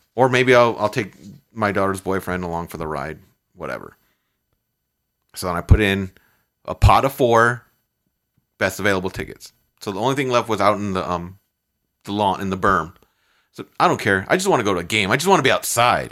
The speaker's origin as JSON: {"language": "English", "town": "Chicago", "region": "Illinois", "country": "United States", "said": "I'm from Chicago."}